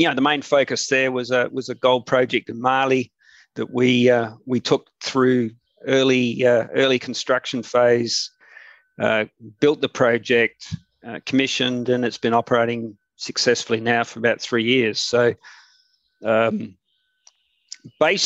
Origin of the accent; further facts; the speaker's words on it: Western Australia, Australia; I'm an Australian to start with. I was born here in Western Australia. I did my early education, in a country town south of Perth